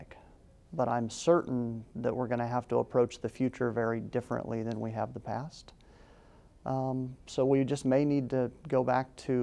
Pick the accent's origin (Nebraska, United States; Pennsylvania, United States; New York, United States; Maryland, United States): Nebraska, United States; Red Cloud; I grew up in a small town, I grew up in Red Cloud.